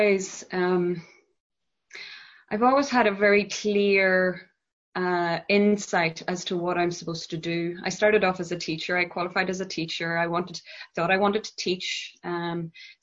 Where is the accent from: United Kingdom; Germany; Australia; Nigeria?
United Kingdom; Northern Ireland; moved away as an adult; also born or lived in Belfast; I grew up in a very Catholic, conservative background in Northern Ireland, at the backdrop of the Troubles conflict zone